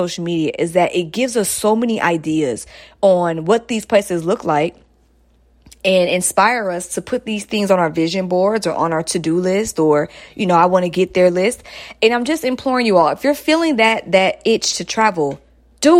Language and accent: English; Stone Mountain, Georgia, United States; moved away; I'm a Stone Mountain girl, but you know, that's still metro.